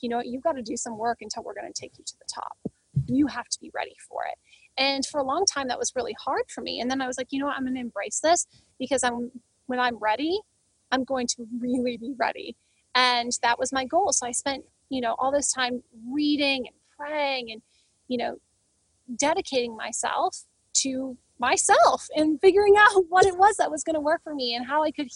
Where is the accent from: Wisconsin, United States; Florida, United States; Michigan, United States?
Michigan, United States; Grand Rapids; moved away as an adult; now in Los Angeles, United States; I was born and raised in Grand Rapids, Michigan